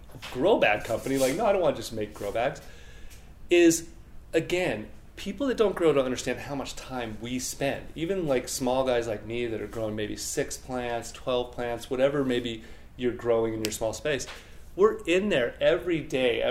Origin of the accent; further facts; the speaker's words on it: northern Utah, United States; also born or lived in Colorado; now in Denver, United States; I'm from Colorado and grew up in northern Utah